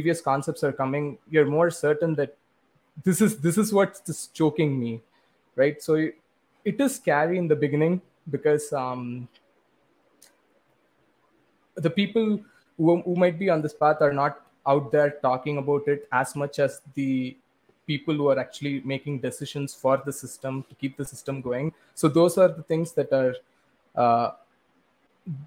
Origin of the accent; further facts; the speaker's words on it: India; growing up in India